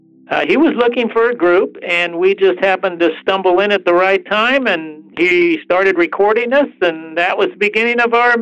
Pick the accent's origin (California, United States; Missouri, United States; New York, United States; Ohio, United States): California, United States; English is a second language; I grew up in California...